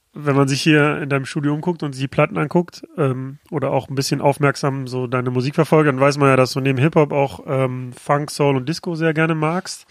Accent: Mülheim an der Ruhr, North Rhine-Westphalia, Germany; moved away; in meiner Heimatstadt Mühlermann der Ruhr

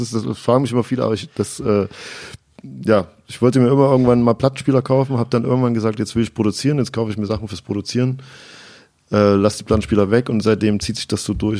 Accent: Chemnitz, Saxony, Germany; ich komme aus Chemnitz, wohne da auch immer noch

